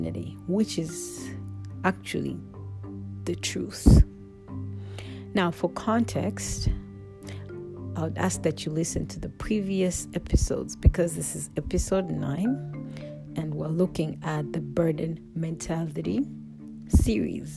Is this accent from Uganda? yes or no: yes; Kampala, Central Region, Uganda; Growing up in Africa, in a small town named Kampala